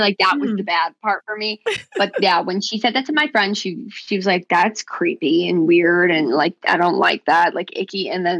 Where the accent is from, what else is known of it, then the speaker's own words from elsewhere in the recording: Arlington Heights, Illinois, United States; I grew up in the Chicago suburbs.